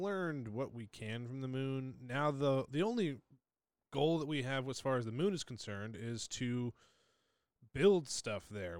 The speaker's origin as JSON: {"language": "English", "region": "New England", "country": "United States", "said": "I'm from New England"}